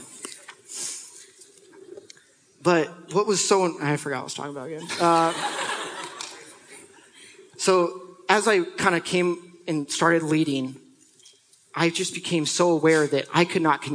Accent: Bellingham, Washington, United States; I grew up in Bellingham, Washington, which is not a very diverse area

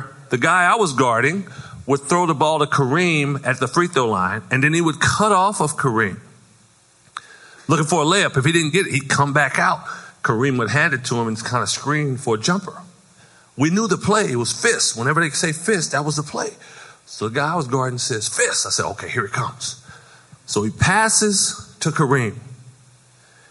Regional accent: Compton, California, United States; growing up in Compton

